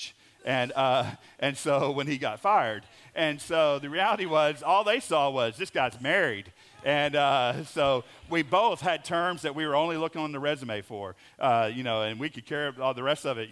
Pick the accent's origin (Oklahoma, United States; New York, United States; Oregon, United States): Oklahoma, United States; moved away as an adult; now in Howe, United States; My family, I grew up in Oklahoma